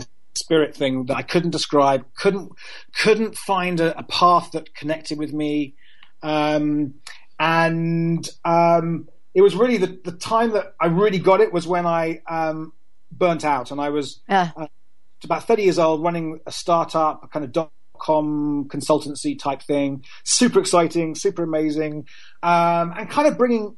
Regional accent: London, United Kingdom; also born or lived in Cambridge; I grew up in London in a very, you know, London is a very secular city

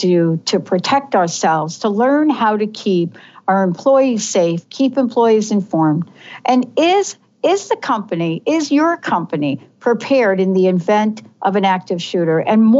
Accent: New York, United States; I grew up in New York, so, you know, there's an environment in New York City where you're used to certain things.

